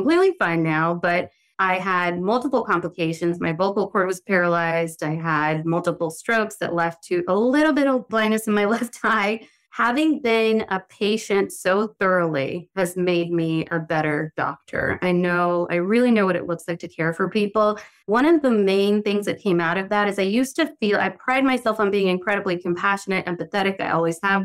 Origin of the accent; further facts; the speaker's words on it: the South, United States; now in New York City, United States; I'm from the South and my family are from a fairly tropical place